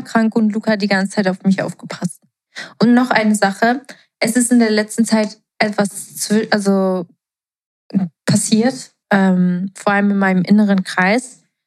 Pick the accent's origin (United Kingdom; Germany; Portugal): Portugal; moved away; ich bin ja in Portugal ähm, aufgewachsen